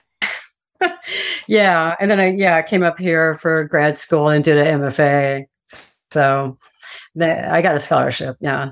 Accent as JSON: {"language": "English", "region": "Texas", "country": "United States", "moved": "yes", "said": "I'm from Texas, and my family had a, a farm in Central Texas"}